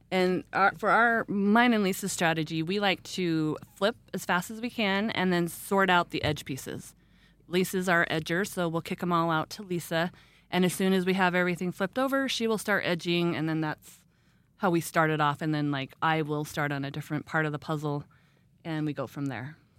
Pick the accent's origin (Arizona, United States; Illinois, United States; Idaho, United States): Idaho, United States; Rexburg; now in Ammon, United States; I am from Rexburg. I grew up here